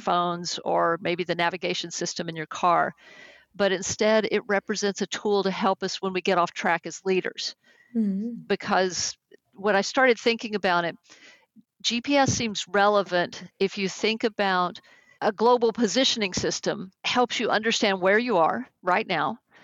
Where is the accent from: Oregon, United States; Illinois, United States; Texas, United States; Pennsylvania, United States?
Texas, United States; accent: Texas; now in California, United States; though I've lived in California now for more than 30 years, my Texas accent still comes out, especially with certain words